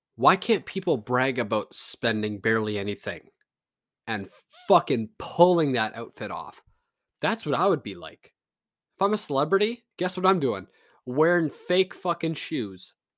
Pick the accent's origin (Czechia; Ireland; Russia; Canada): Canada; I'm a Canadian